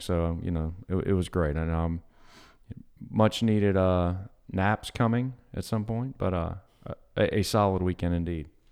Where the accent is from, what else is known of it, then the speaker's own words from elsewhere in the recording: Long Beach, Mississippi, United States; I grew up in Long Beach, but had a lot of friends in Bayou View, which is in Gulfport.